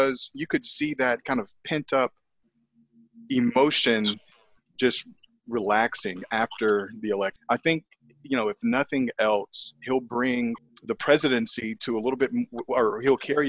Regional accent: United States; We are all Americans

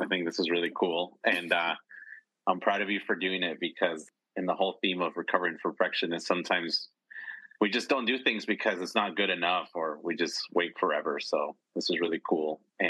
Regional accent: Boise, Idaho, United States; moved away as an adult; also born or lived in La Paz, Bolivia; now in Porto, Portugal; I was born in La Paz, Bolivia. I moved to the U.S. when I was 8 years old, specifically to the Boise, Idaho area. And that's where my home was for 25 years. I went through school there.

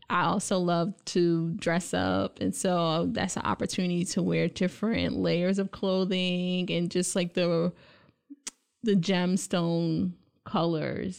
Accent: New York City, New York, United States; moved away as an adult; also born or lived in Buffalo, New York / Indiana; now in Lansing, United States; I grew up in Brooklyn, New York

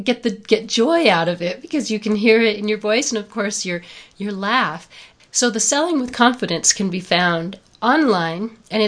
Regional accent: New Mexico, United States; I'm from New Mexico. We're the green and red chili capital of the world.

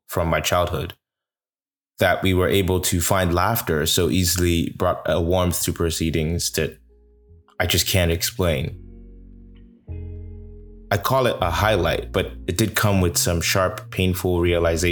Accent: Port Harcourt, Rivers State, Nigeria; now in Toronto, Canada; my hometown of Port Harcourt City, but now you are getting it from Toronto, my adopted home

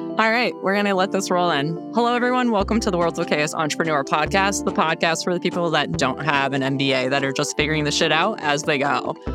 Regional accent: upstate New York, United States; moved away; I grew up in a small town in upstate New York

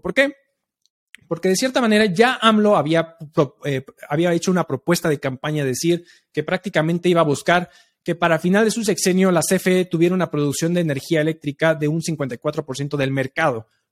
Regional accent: Mexico; somos nosotros los mexicanos

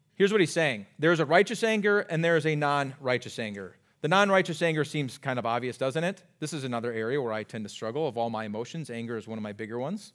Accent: Iowa, United States; moved away as an adult; now in Minnesota, United States; I grew up in Iowa

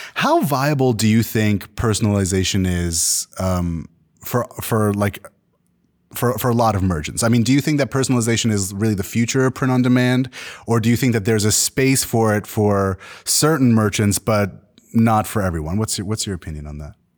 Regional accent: Canada; I'm Canadian

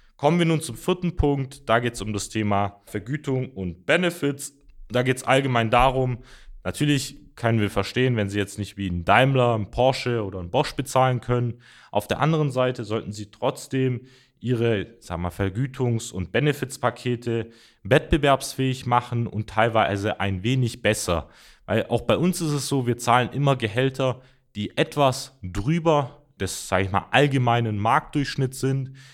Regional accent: Mössingen, Baden-Württemberg, Germany; ich komme zum Beispiel auch aus der Ortschaft äh, oder aus dem Ort Mössingen

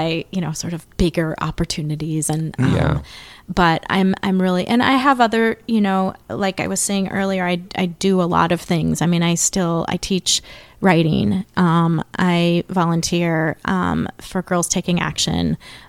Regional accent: Mendota Heights, Minnesota, United States; So I'm from St. Paul. {S0} Okay. {S5} Yeah. I grew up in Mendota Heights and lived here.

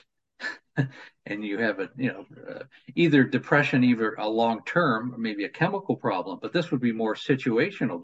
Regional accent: New York, United States; when I was a kid, I grew up in New York

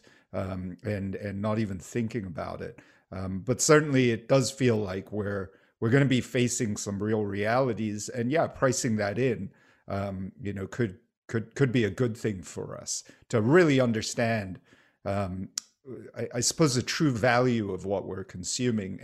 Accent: Singapore; moved away; I grew up in Singapore.

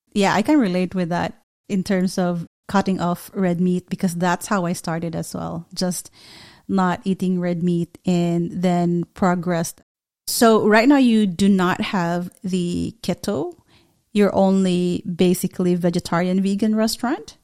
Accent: Philippines; as a Filipino, uh, we do big time hospitality

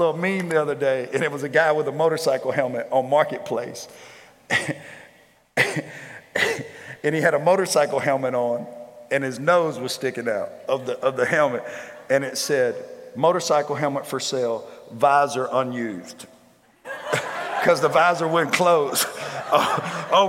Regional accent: Shreveport, Louisiana, United States; I grew up in Shreveport

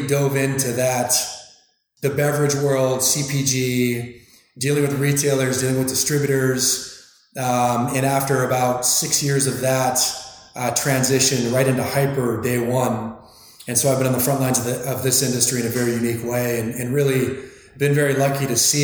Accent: Arizona, United States; also born or lived in Northern California; I grew up in Arizona, went to school in Northern California

